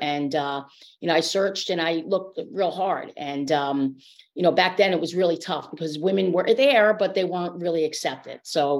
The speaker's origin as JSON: {"language": "English", "region": "New York", "country": "United States", "tie": "born or raised there", "said": "one of 11 siblings. I was born in New York. I was raised upstate New York and moved around a lot."}